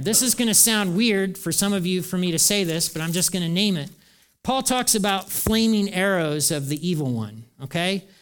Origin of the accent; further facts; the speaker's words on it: United States; I'm an American too